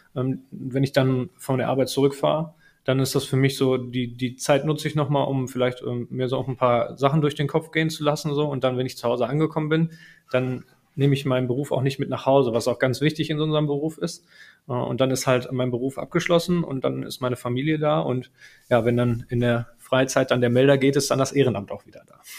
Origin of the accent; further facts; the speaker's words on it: Herten, North Rhine-Westphalia, Germany; ich bin gebürtiger Härtner, in Herten geboren und äh, mit Herten verwurzelt